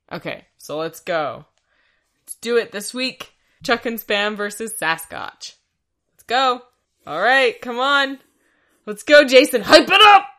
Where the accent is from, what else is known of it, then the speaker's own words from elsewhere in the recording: Canada; we're Canadian